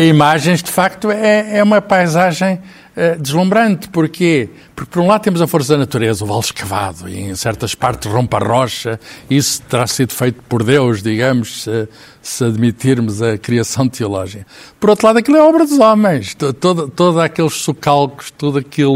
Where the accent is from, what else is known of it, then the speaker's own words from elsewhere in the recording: Lisbon, Portugal; citadino, que nascido e criado em Lisboa